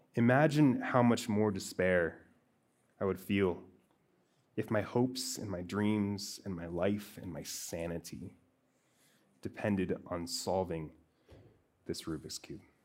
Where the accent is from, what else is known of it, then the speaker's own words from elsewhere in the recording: Montana, United States; I grew up in Montana.